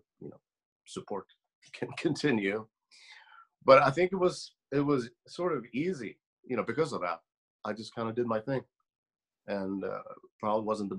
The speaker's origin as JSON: {"language": "English", "country": "Sweden", "tie": "born or raised there", "moved": "yes", "said": "I grew up in Sweden in a semi-small town"}